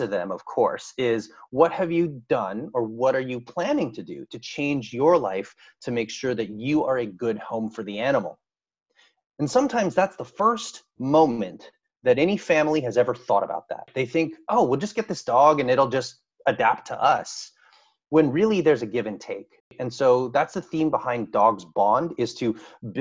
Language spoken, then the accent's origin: English; San Francisco, California, United States; born and raised in San Francisco, California. Grew up there all the way until I moved away for college in Central California